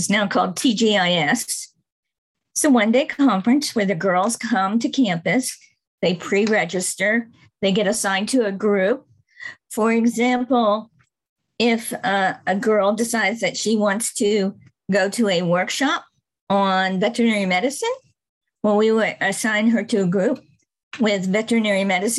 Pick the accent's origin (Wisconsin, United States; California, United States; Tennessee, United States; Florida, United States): Tennessee, United States; Murfreesboro; And I can do that too, because I'm from Murfreesboro and Jennifer's from Murfreesboro.